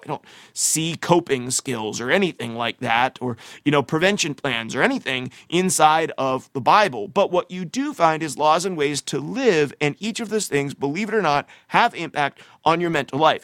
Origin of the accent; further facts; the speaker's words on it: United States; growing up in America, like I have